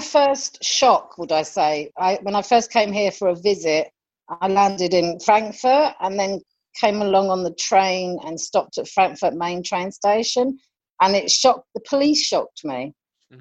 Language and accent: English; London, United Kingdom; now in Germany; I come from London